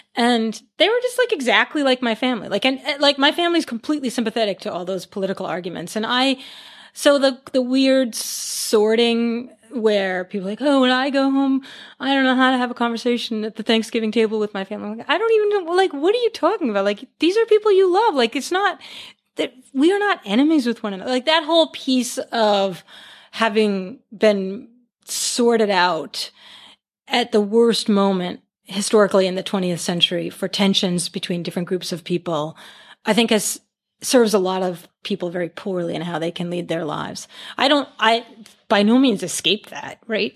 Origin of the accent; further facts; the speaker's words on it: Worcester, Massachusetts, United States; I grew up outside of Worcester and we, we came into Boston to see the Red Sox